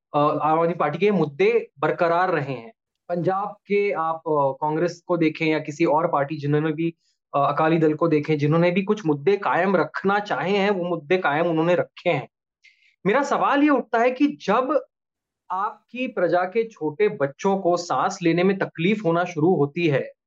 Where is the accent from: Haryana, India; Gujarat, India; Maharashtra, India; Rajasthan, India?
Maharashtra, India; Mumbai; moved away as an adult; now in Delhi, India; मैं मुंबई शहर से हूँ बेसिकली